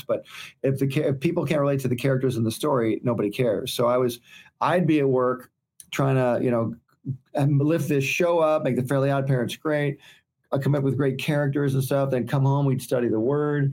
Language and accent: English; Detroit, Michigan, United States; moved away; I'm originally from Michigan. I grew up in Detroit, Michigan